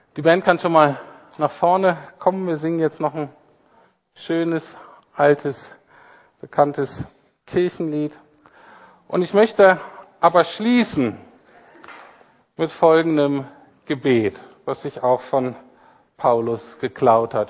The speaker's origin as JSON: {"language": "German", "region": "Bremen", "country": "Germany", "moved": "yes", "lives_now": "Berlin, Germany", "said": "Ich komme ja so aus Bremen, so ein bisschen"}